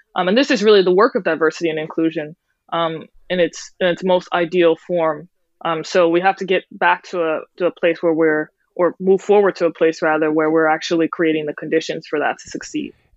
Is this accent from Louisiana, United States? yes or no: yes; New Orleans, Louisiana, United States; moved away; I grew up in New Orleans, which is a hodgepodge of cultures in and of itself